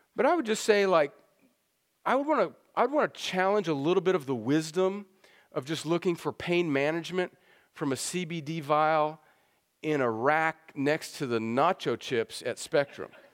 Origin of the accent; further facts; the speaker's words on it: El Centro, California, United States; moved away; I grew up in El Centro, California